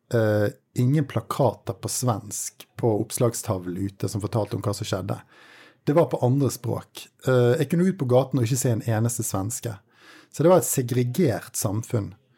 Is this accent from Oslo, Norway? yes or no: no; Bergen, Vestland, Norway; som nordmann, og spesielt bergenser